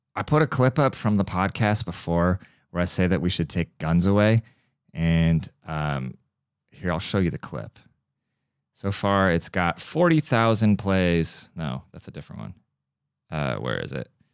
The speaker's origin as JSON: {"language": "English", "country": "United States", "said": "America, we are the melting pot. We're a very multicultural country"}